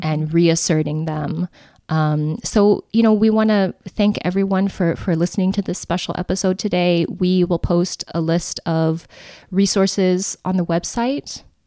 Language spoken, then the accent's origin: English; Winnemucca, Nevada, United States; our hometown of Winnemucca, Nevada.